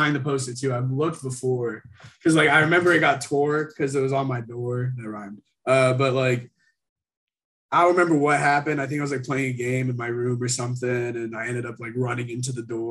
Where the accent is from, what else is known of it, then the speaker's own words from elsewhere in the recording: Houston, Texas, United States; moved away as an adult; also born or lived in Syracuse, New York / New York City; now in New York, United States; I grew up in Houston, Texas, South Houston area.